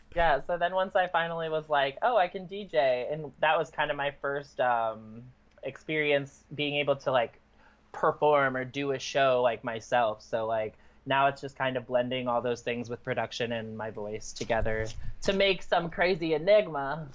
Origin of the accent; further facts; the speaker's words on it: Michigan, United States; now in Indiana, United States; then I grew up 30 minutes north of Rothbury Electric Forest and um, mm. like pretty much back and forth between Indiana and Michigan